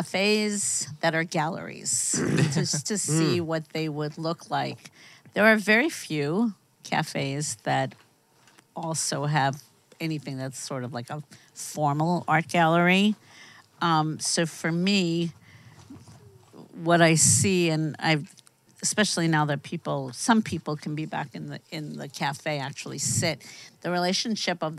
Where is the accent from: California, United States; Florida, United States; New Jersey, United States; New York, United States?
New York, United States; now in Los Angeles, United States; I grew up in New York